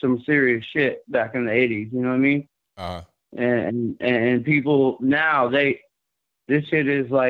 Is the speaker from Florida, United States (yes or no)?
yes; Miami Gardens, Florida, United States; I'm a white boy. I'm from Miami, Carroll City, man.